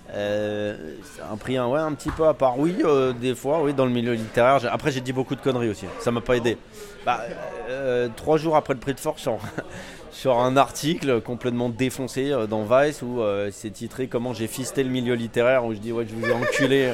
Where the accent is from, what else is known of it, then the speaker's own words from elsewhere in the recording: Val-de-Marne, Île-de-France, France; now in Paris, France; je viens de banlieue en fait. Je viens du Val-de-Marne